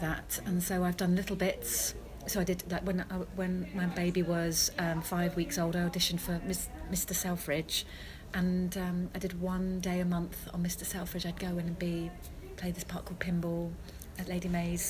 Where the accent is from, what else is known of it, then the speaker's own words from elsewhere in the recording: Devon, South West England, United Kingdom; because I grew up in Devon